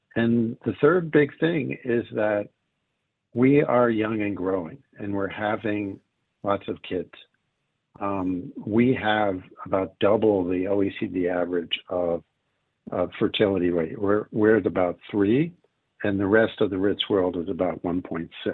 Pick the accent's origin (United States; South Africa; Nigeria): United States; now in Israel; I grew up in America